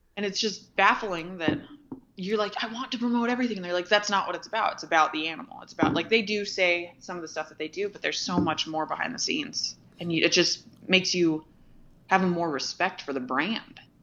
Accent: Ventura, California, United States; moved away; also born or lived in Montana; I was born and raised in Ventura, California

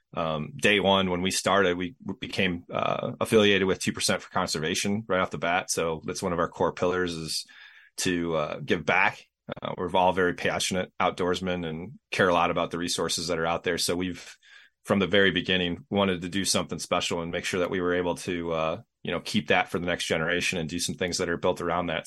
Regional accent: Racine County, Wisconsin, United States; I'm in uh, Racine County in southeast Wisconsin

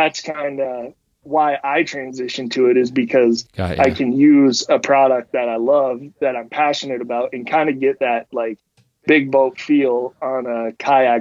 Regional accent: Marquette, Michigan, United States; born and raised in the Upper Peninsula.

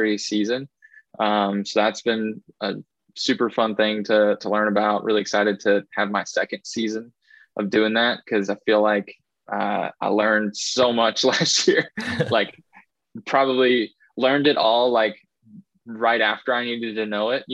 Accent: Southern Indiana, United States; I grew up here in Southern Indiana.

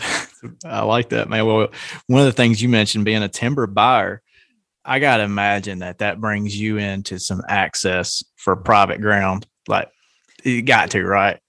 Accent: Nashville, Tennessee, United States; I'm from around the Nashville area

